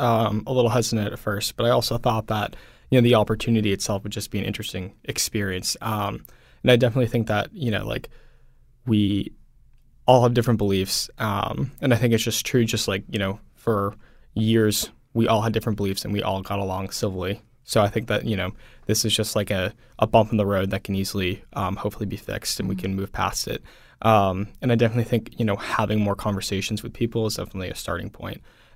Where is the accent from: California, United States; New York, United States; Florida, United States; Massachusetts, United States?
Massachusetts, United States; Swampscott; So I grew up in Swampscott, Massachusetts, which is a little bit north of Boston.